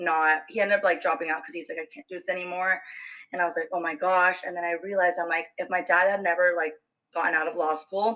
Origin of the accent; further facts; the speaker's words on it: Fullerton, California, United States; also born or lived in Yorba Linda / Buena Park / Santa Ana; I was lovely born and raised here in California my whole life. I was born in Fullerton